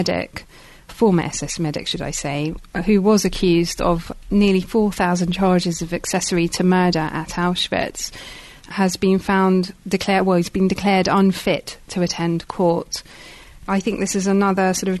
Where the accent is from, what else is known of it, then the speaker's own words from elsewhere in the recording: London, United Kingdom; When I was growing up in North London